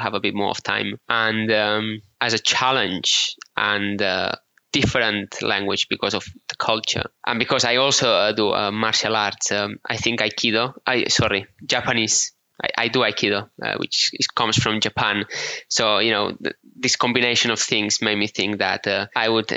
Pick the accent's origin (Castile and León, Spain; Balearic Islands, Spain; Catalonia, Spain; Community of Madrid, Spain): Balearic Islands, Spain; Menorca; accent: Menorcan; English is a second language; moved away as an adult; also born or lived in Barcelona / United Kingdom; we islanders are quite isolated from the rest of the world